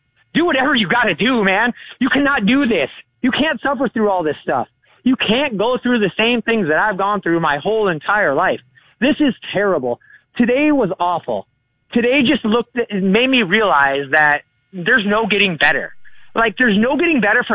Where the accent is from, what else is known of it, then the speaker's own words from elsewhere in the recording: Sioux Falls, South Dakota, United States; now in Phoenix, United States; I grew up in Sioux Falls, South Dakota